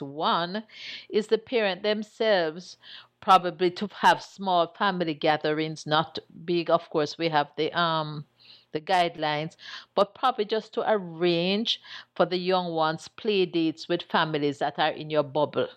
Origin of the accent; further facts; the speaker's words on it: Chapelton, Clarendon, Jamaica; as a little girl growing up in Chapperton